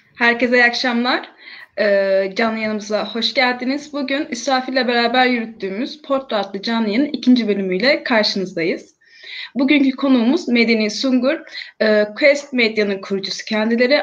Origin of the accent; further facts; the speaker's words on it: İzmir, Turkey; ben İzmirliyim ve e, her gün haberlerde gördüğümüz o yerler yani e, en çok hasar alan yerlerden birisi olan Bornova ilçesi benim doğup büyüdüğüm